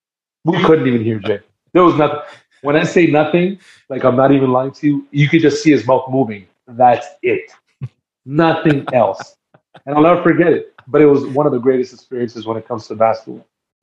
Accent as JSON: {"language": "English", "country": "Canada", "tie": "born there", "said": "I'm half Dominican, like my family. I was born in Canada, but my family roots are Dominican, right?"}